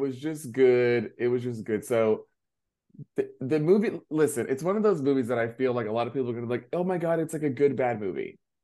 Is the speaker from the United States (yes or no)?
yes; North Carolina, United States; I'm from the South. This is because of me from North Carolina